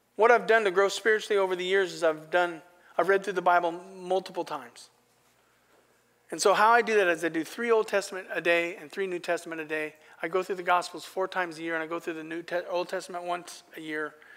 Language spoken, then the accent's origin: English; Astoria, United States; I've pastored in my hometown